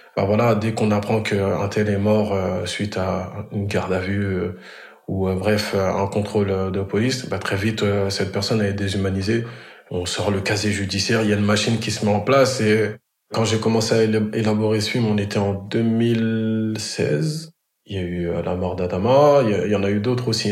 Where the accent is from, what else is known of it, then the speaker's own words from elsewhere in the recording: Grigny, Île-de-France, France; je suis originaire de la ville de Grigny dans le 91. C'est dans le département de l'Essonne.